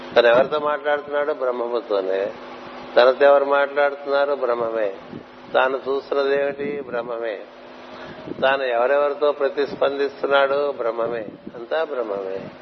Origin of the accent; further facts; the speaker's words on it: Anantapur, Andhra Pradesh, India; మా చిన్నప్పుడు చదువుకున్నప్పుడు అనంతపూర్లో